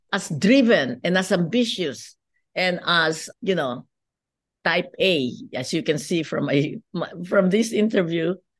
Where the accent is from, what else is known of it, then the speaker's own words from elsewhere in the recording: Philippines; moved away as an adult; now in United States; as you can see from my accent, I'm not, uh, born in the United States. I grew up in the Philippines.